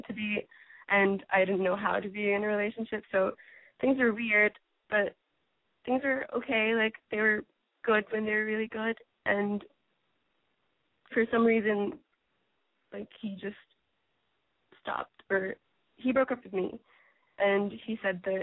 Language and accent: English; New York, United States; I'm from New York.